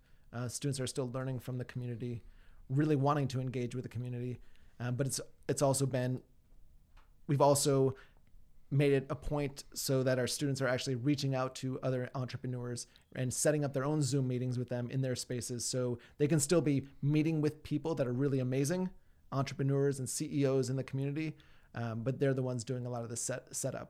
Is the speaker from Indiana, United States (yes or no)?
yes; South Bend, Indiana, United States; moved away as an adult; also born or lived in Kona, Hawaii / Kuwait; I'm from Indiana, from South Bend area.